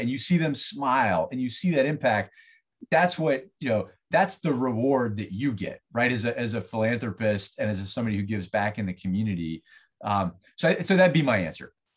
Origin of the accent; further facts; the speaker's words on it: Southeast, United States; also born or lived in Ohio; now in St. Petersburg, United States; I'm from elsewhere. I was, I grew up in the Southeast